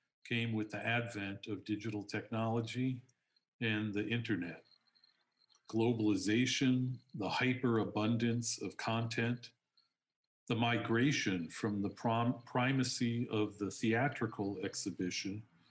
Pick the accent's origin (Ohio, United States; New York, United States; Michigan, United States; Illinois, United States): Illinois, United States; Chicago; I am from Chicago